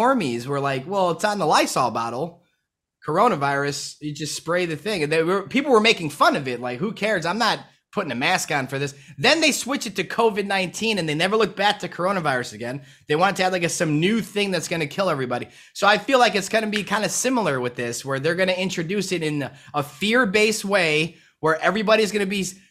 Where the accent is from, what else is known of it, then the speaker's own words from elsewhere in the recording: Chicago, Illinois, United States; moved away as an adult; I'm from Chicago. I'm from Chicago. 30 years